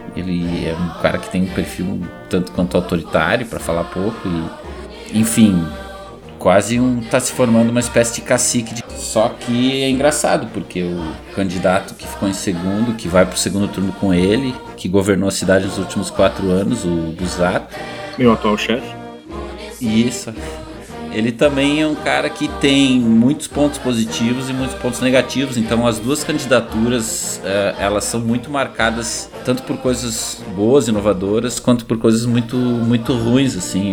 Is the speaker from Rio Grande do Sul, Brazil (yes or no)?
yes; Canoas, Rio Grande do Sul, Brazil; eu também morei 30 anos da minha vida em Canoas e só. Então, a única cidade que eu posso falar mesmo como minha é Canoas, minha terra